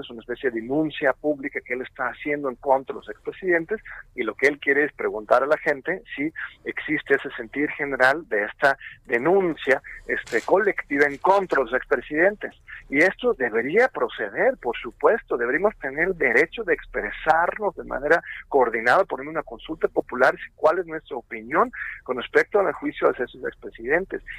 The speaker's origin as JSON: {"language": "Spanish", "country": "Mexico", "said": "como pueblo mexicano"}